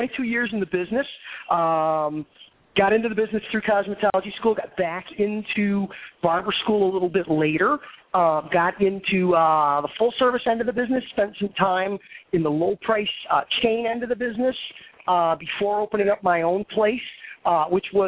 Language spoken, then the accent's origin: English; Skokie, Illinois, United States; I grew up there. That's my hometown